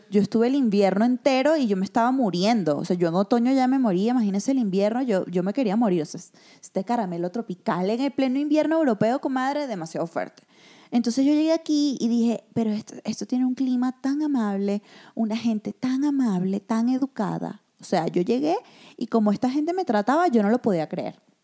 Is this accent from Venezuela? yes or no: yes; Venezuela; also born or lived in Spain / Mexico; now in Mexico City, Mexico; es nuestro país